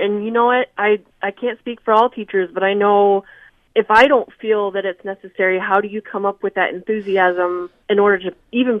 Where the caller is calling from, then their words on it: Des Moines, Iowa, United States; Des Moines.